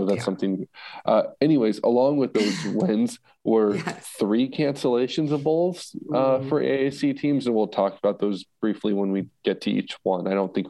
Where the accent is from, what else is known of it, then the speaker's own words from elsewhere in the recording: Northeast, United States; I'm from the Northeast and Boston and New York are expensive cities.